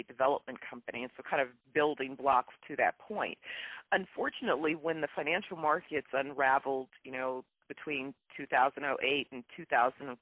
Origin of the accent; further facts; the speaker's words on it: Bay Area, California, United States; I'm from the Bay Area